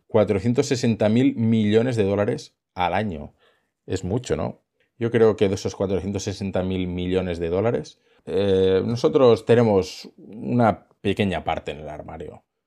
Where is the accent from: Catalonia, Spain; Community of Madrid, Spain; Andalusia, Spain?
Catalonia, Spain; Girona; yo soy de Gerona